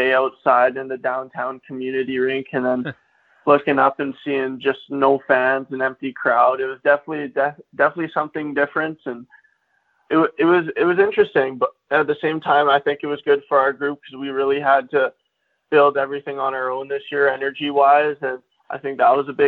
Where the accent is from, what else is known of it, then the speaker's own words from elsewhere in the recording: Kelowna, British Columbia, Canada; I was born in Kelowna, BC, and I've lived here for the past 18 years